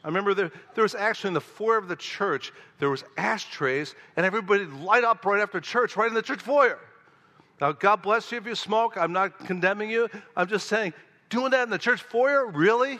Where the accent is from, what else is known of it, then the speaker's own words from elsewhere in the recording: Oak Park, Illinois, United States; moved away; my hometown of Oak Park, Illinois